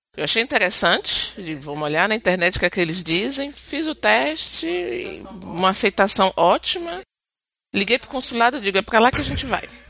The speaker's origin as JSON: {"language": "Portuguese", "country": "Brazil", "moved": "as an adult", "lives_now": "Quebec, Canada", "said": "eu volto pro meu país"}